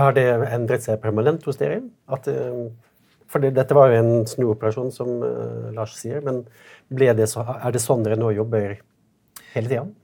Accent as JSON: {"language": "Norwegian", "region": "Western Norway", "country": "Norway", "tie": "born or raised there", "said": "jeg kommer også fra Vestlandet"}